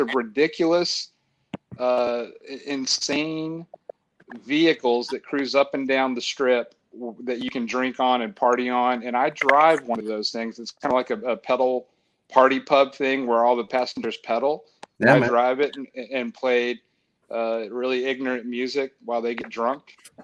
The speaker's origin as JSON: {"language": "English", "town": "Florence", "region": "Alabama", "country": "United States", "tie": "born or raised there", "also_born_or_lived": "Southern California", "moved": "as an adult", "lives_now": "Nashville, United States", "said": "I grew up in Florence, Alabama"}